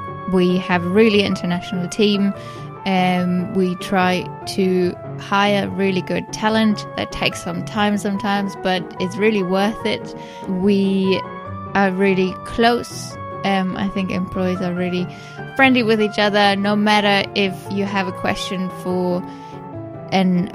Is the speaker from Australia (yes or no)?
no; Germany; accent: German; English is a second language; moved away as an adult; now in England; as you might have guessed from my accent, I'm German. I came over to England 3 years ago